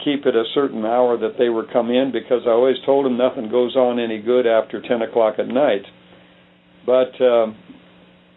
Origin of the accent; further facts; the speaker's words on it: Phoenix, Arizona, United States; also born or lived in Livingston, Montana; In 1944, we moved down during the war into Phoenix, Arizona, and that's where I grew up